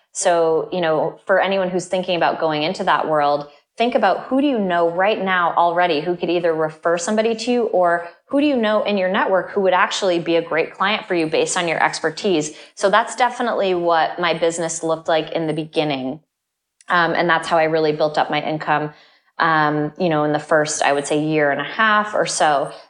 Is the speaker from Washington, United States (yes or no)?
no; Vermont, United States; moved away; I grew up in Vermont, which is a state that has snow sometimes up to nine